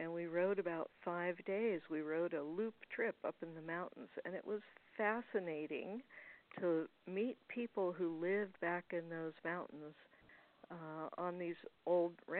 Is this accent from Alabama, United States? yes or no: no; Calistoga, California, United States; also born or lived in Loreto, Baja California Sur, Mexico; I was born and raised here in Calistoga